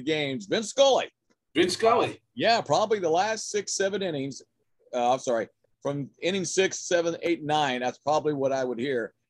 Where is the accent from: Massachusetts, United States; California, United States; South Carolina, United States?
California, United States; Tipton; also born or lived in Porterville, California; I am a native of the San Joaquin Valley, Central California. I was born in Porterville. Mm-hmm. I grew up in a farming community in Tulare County, Tipton, California.